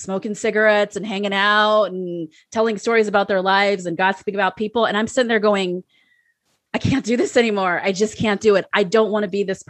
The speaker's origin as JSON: {"language": "English", "town": "San Francisco", "region": "California", "country": "United States", "tie": "born or raised there", "also_born_or_lived": "Iowa", "said": "San Francisco, which is my hometown"}